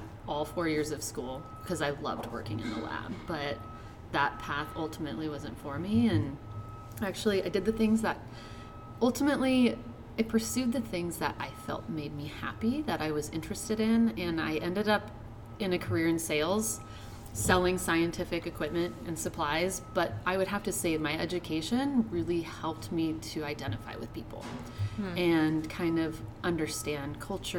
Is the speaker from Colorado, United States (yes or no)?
yes; Longmont, Colorado, United States; also born or lived in Southern California / Iowa / Minnesota; now in New York City, United States; I grew up in Longmont, Colorado